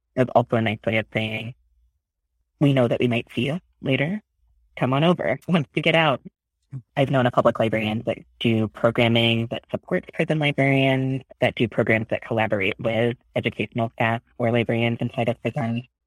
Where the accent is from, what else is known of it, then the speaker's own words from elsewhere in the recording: Oklahoma, United States; moved away as an adult; now in San Francisco, United States; I grew up in Oklahoma